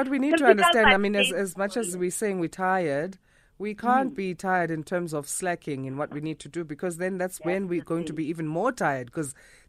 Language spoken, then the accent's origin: English; Durban, KwaZulu-Natal, South Africa; I'm from Durban. Hi, guys. I'm South African.